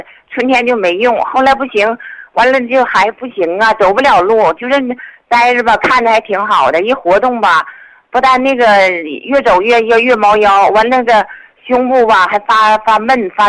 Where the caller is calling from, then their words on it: Qinhuangdao, Hebei, China; 我我是秦皇岛的听众，